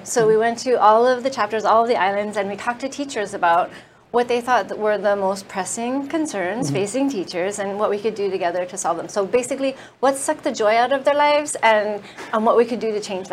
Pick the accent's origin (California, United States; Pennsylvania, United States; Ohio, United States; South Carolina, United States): California, United States; moved away; I come from California